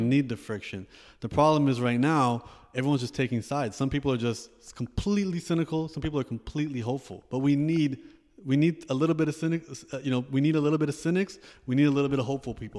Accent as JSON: {"language": "English", "town": "Toronto", "region": "Ontario", "country": "Canada", "tie": "born or raised there", "said": "I also grew up in Canada"}